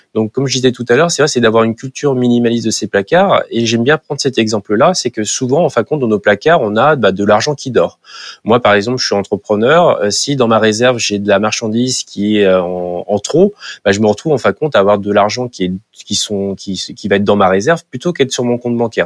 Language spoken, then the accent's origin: French; Nantes, Pays de la Loire, France; en tant que Nantais